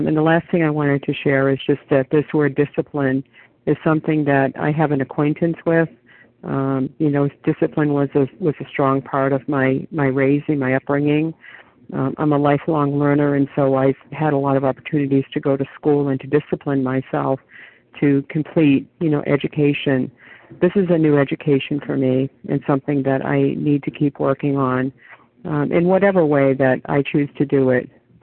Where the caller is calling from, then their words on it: New Hampshire, United States; compulsive overeater, recovered for today. I'm calling in from New Hampshire this morning.